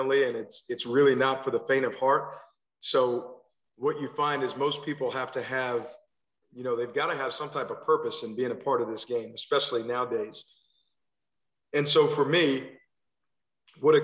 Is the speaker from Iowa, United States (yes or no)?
no; New Jersey, United States; moved away as an adult; also born or lived in Pensacola, Florida / Louisville / Alabama; now in Maryland, United States; I'm originally from New Jersey. So I grew up playing football there.